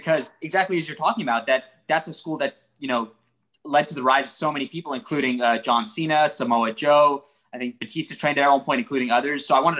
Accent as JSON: {"language": "English", "country": "Bahrain", "moved": "as an adult", "lives_now": "Los Angeles, United States", "said": "I'm from Bahrain, a country in the Middle East. I'm an international student."}